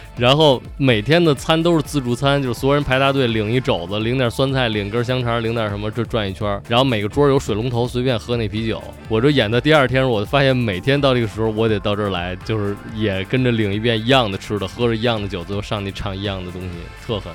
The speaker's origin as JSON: {"language": "Chinese", "region": "Beijing", "country": "China", "said": "我们作为北京人"}